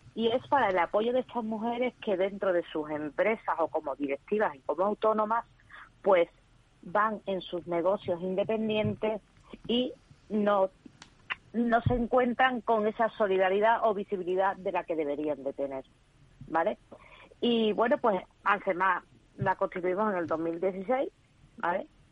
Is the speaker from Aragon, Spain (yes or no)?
no; Seville, Andalusia, Spain; Yo soy andaluza y sevillana